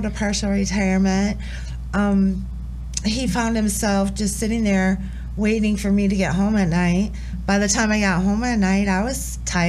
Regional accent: Allendale, Michigan, United States; I'm from Allendale, Michigan. It's a small town

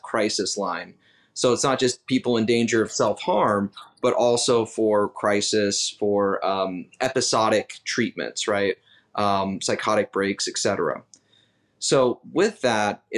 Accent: Utah, United States; also born or lived in Salt Lake City; now in Washington, D.C., United States; I'm originally from Utah, go Utes. But I live in DC

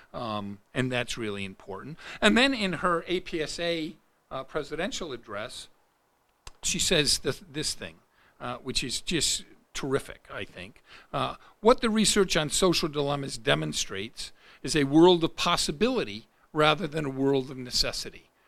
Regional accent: Rochester, United States; my hometown in Rochester

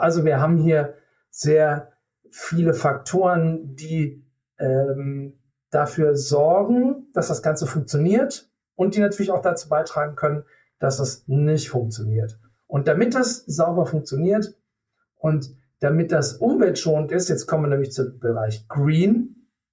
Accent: Germany; wir als Deutsche

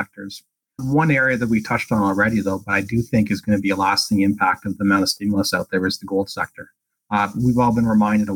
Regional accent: Canada; being Canadian

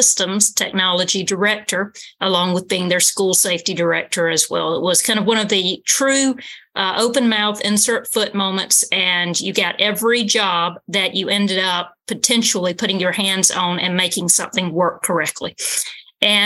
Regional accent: Georgia, United States; moved away as an adult; now in New Hampshire, United States; I'm originally from Georgia

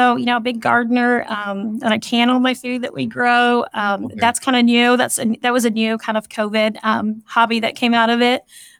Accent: California, United States; moved away as an adult; now in Kansas City, United States; So I grew up in the Bay Area of California

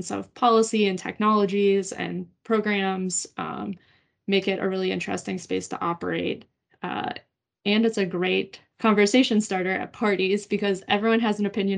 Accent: Pittsburgh, Pennsylvania, United States; moved away as an adult; I grew up in Pittsburgh and then had, you know, moved away for quite a few years

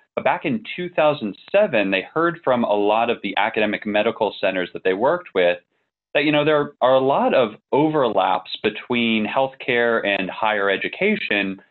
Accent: Northern Virginia, United States; also born or lived in New Jersey; I grew up a little bit in New Jersey, primarily in Northern Virginia.

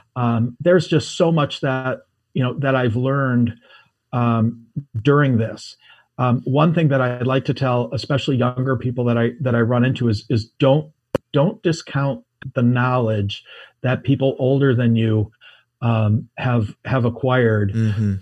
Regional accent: United States; I'm an American

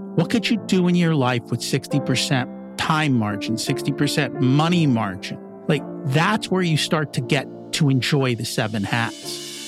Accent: United States; also born or lived in India; I've grown up in the United States

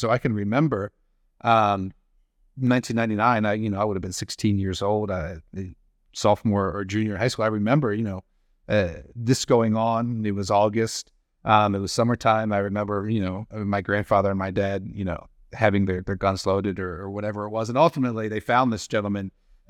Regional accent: Maryland, United States; And he was quite close to where I grew up in Cecil County, Maryland.

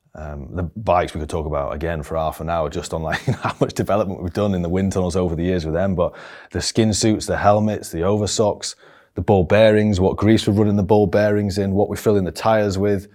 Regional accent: Barnsley, Yorkshire and the Humber, United Kingdom; also born or lived in Denby Dale; I was from Barnsley in, uh, it's in the north of England.

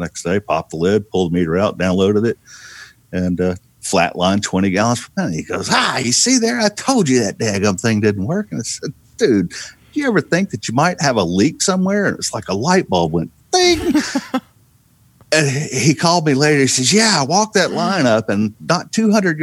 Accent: Mississippi Gulf Coast, United States; I grew up on the Gulf Coast

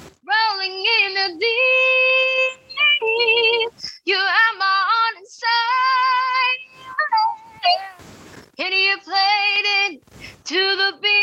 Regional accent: Largo, Florida, United States; I actually live in Florida, by the way. I forgot to say that. I'm from Largo, Florida.

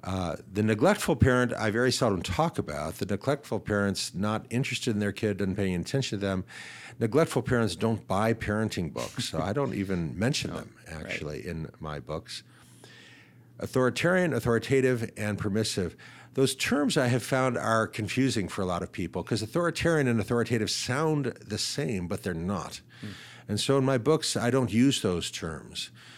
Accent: Shaker Heights, Ohio, United States; So I grew up in Shaker Heights, Ohio, just outside of Cleveland. I attended public schools K through 12 in northeastern Ohio.

